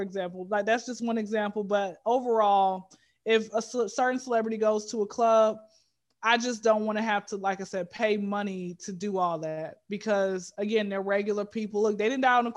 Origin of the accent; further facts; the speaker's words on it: Atlanta, Georgia, United States; Born and raised in Atlanta.